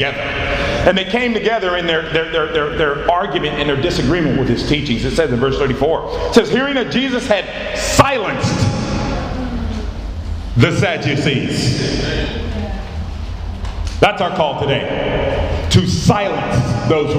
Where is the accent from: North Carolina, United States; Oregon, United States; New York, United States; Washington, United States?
Oregon, United States; Portland; moved away; I'm from Portland